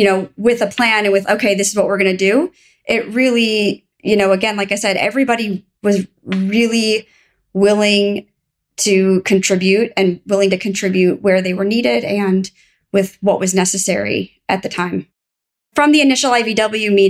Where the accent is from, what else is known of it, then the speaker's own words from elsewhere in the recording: Minneapolis, Minnesota, United States; I'm from Minnesota